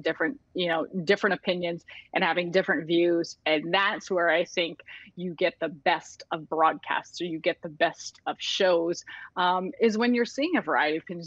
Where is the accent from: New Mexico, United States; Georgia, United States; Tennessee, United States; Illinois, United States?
Illinois, United States; Chicago; born and raised in Chicago and grew up around Chicago